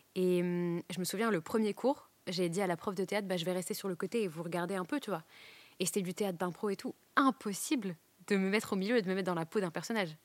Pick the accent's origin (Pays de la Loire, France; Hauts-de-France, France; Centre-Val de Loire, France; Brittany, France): Hauts-de-France, France; Douai; j'ai grandi à Douai